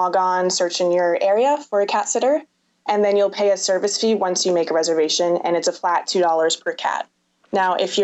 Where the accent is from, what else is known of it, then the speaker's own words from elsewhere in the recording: San Diego, California, United States; also born or lived in Berkeley, California / Richmond, Virginia; hometown is San Diego, California.